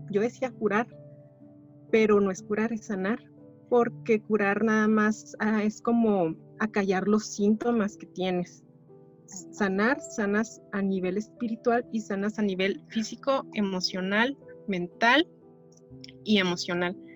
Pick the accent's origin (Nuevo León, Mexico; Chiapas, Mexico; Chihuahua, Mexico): Chihuahua, Mexico; Soy de Chihuahua, Chihuahua, México.